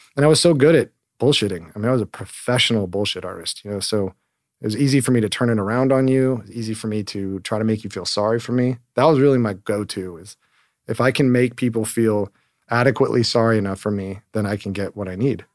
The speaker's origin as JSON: {"language": "English", "town": "Hermosa Beach", "region": "California", "country": "United States", "tie": "born or raised there", "said": "I grew up in Hermosa Beach, California, so just down the road, one square mile beach town"}